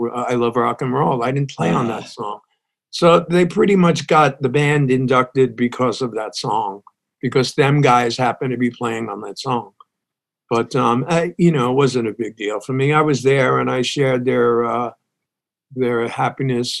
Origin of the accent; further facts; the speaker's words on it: New York City, New York, United States; moved away as an adult; also born or lived in Brooklyn, New York; now in Texas, United States; I moved out, my family moved out to Staten Island.